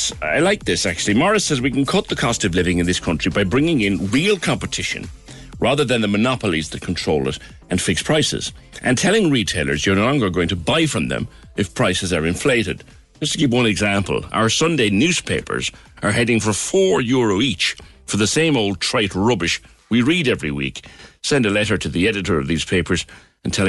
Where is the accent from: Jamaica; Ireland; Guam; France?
Ireland; Cork, Munster; I grew up in Ballinlock as well